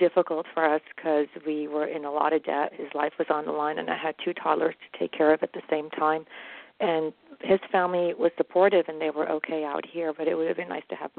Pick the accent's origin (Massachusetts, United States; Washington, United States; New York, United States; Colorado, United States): New York, United States; New York City; moved away as an adult; also born or lived in Jordan; now in Los Angeles, United States; We immigrated to New York City in 1969 from, I was born in Jordan